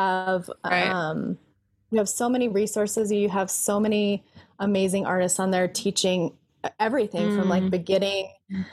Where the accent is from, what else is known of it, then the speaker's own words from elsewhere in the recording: Colorado, United States; also born or lived in California; I was born here in Colorado